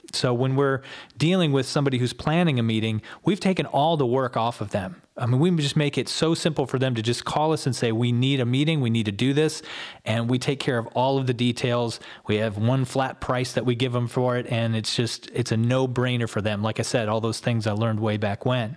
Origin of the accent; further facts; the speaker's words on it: Ann Arbor, Michigan, United States; moved away as an adult; also born or lived in Chelsea, Michigan / Oklahoma; now in Columbus, United States; I lived in and around Ann Arbor all the way through high school